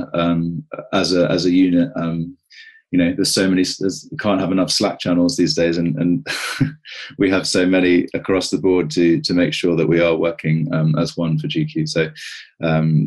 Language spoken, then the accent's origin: English; United Kingdom; moved away as an adult; also born or lived in Australia; I've come back to the UK. As you can hear, I'm quite British